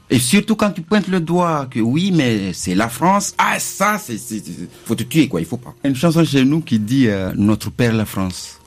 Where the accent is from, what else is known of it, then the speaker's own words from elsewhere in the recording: Mayotte; moved away; je suis parti, ça fait longtemps que j'ai quitté Mayotte